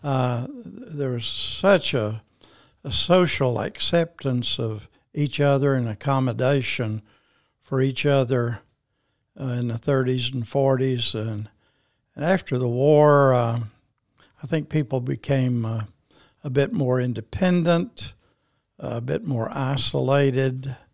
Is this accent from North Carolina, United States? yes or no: no; Paragould, Arkansas, United States; I was born in Paragould, Arkansas, March twenty-two, nineteen thirty